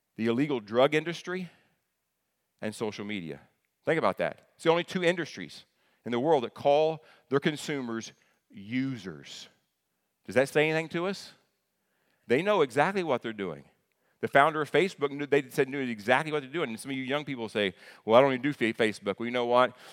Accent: the South, United States; I'm from the South

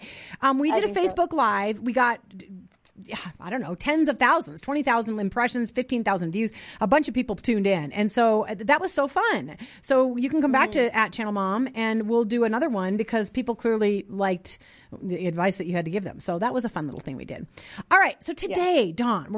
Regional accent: Minnesota, United States; now in Denver, United States; I grew up in Minnesota

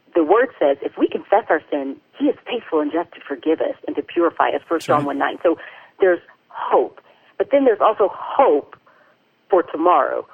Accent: the South, United States; I grew up in the South, and I had a really great up, upbringing

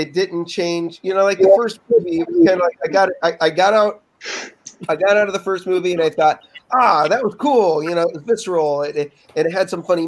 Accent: Orange County, California, United States; I'm from Orange County, California

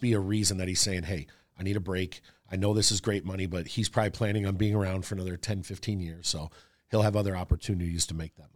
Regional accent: Wisconsin, United States; also born or lived in Florida; up until I was, maybe eight, I was in Florida, and then we moved to Wisconsin, and it was always snowy there.

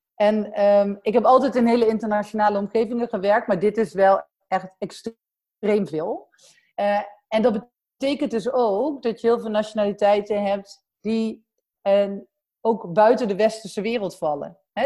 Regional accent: Sint-Michielsgestel, near Den Bosch, North Brabant, Netherlands; accent: soft G (Brabant); mijn zachte G zal wel waarschijnlijk al weggeven dat ik uit, eh, Brabant kom. Ehm, eh, opgegroeid, eh, in Sint Hugo Schestel, vlakbij, eh, Den Bosch

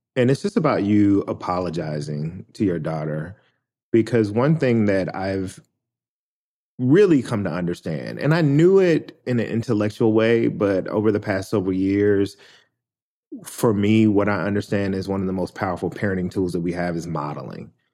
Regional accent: Memphis, Tennessee, United States; born or raised there

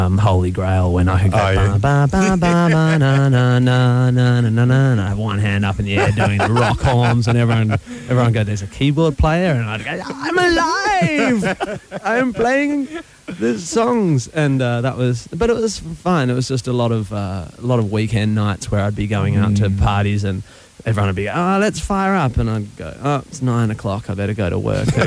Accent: Perth, Western Australia, Australia; moved away as an adult; I come from Perth in Western Australia

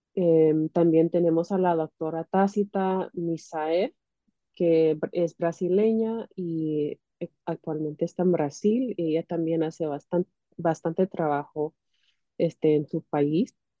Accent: California, United States; now in Illinois, United States; nací en los Estados Unidos, en California, pero mis papás son de Centroamérica, mi mamá es de Guatemala y mi papá es de El Salvador

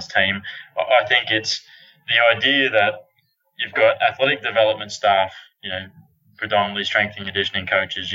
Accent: Australia; moved away as an adult; now in Texas, United States; I'm an Australian, obviously, although I'm in Texas at the moment.

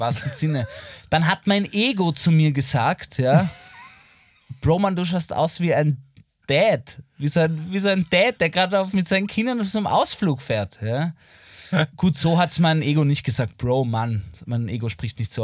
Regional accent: Vienna, Austria; als Wiener und Wienerin, wie ich mhm. einer bin

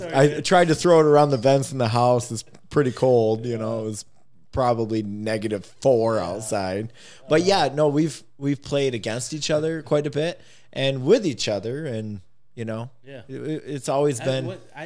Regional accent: Northview, Michigan, United States; I'm an 05 from Northview

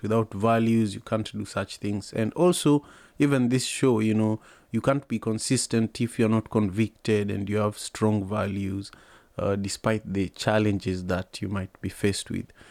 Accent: Kisumu, Kisumu County, Kenya; now in United States; I grew up in Kisumu

